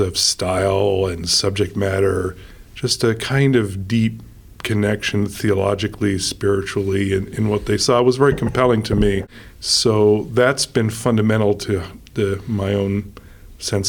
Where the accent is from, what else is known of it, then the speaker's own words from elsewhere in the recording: New York City, New York, United States; also born or lived in Oxford; now in Seattle, United States; I grew up in New York City